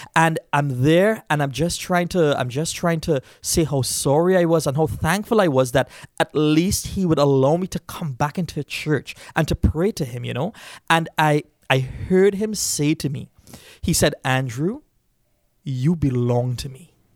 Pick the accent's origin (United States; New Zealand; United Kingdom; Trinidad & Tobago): Trinidad & Tobago; moved away; Uh, I grew up in Trinidad, and I grew up in a Hindu background.